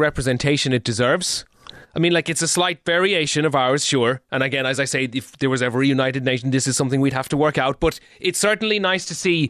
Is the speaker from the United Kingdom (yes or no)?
no; Ireland; We need to stick together as Irish people.